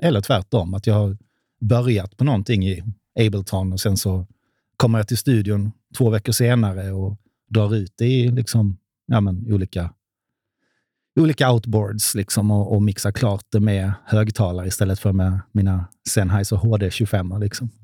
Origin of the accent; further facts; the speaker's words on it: Hässleholm, Skåne, Sweden; now in Stockholm, Sweden; i Hässleholm, där jag kommer ifrån, gick med i ABF